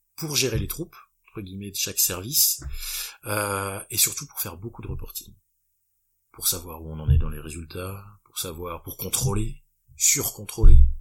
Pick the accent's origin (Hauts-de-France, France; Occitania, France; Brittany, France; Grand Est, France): Hauts-de-France, France; Lille; Lille parce que je suis purement euh, bah là-bas je suis lillois